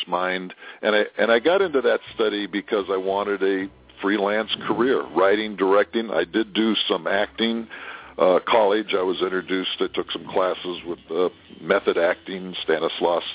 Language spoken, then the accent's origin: English; California, United States; now in Tokyo, Japan; I'm from California. Didn't see much snow